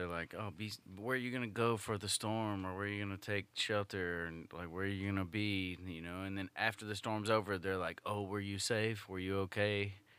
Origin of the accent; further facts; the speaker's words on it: Oakdale, Louisiana, United States; I'm like, Oakdale. And I've been claiming Oakdale lately when I tell people where I'm from